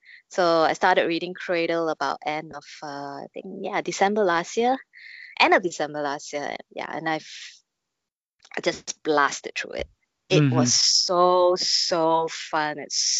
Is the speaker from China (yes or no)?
yes; China; I'm Chinese. I grew up on Wuxia and Xianxia movies and TV series.